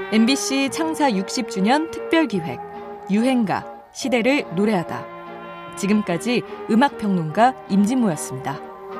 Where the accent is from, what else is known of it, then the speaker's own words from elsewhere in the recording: Ongjin, South Hwanghae, North Korea; now in South Korea; 제 고향 황해도 옹진